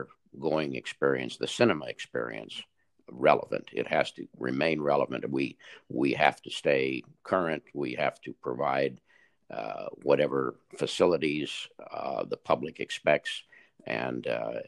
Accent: Los Angeles, California, United States; I was born and raised in Los Angeles

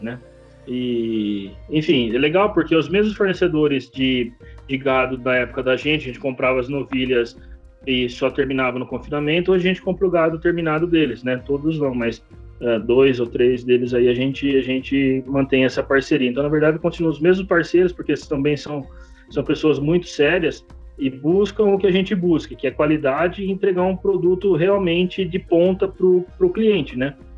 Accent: Jaú, São Paulo, Brazil; eu sou nascido aqui na cidade mesmo, nasci criado em Jaú, é, fica no interior de São Paulo

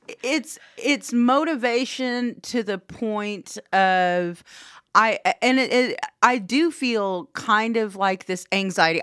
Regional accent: Anadarko, Oklahoma, United States; I'm from Anadarko, and there, uh, we're seventy percent American Indian by population.

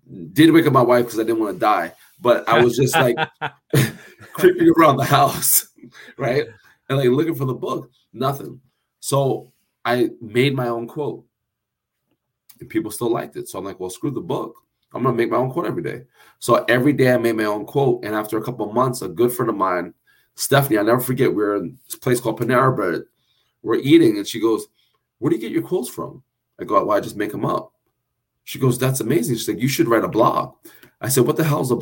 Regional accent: New Jersey, United States; I'm a cat from Jersey

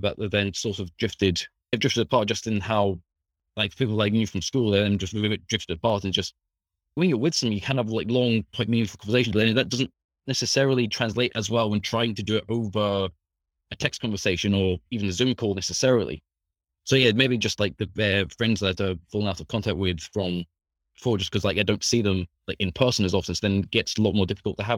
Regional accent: Scotland, United Kingdom; I'm from Scotland, currently studying at Open University.

